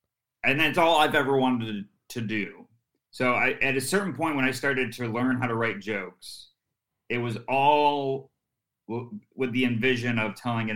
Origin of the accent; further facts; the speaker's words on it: Syracuse, New York, United States; And then a club opened in my hometown, Syracuse Funny Bone.